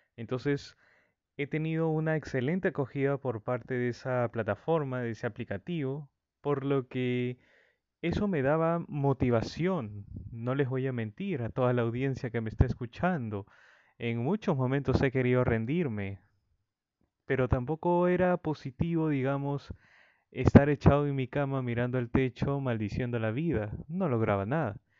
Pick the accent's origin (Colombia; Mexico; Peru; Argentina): Peru; en mi país natal, Perú